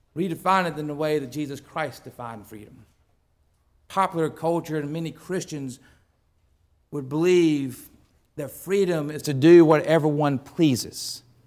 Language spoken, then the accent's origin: English; United States; I was born in the United States where such freedom exists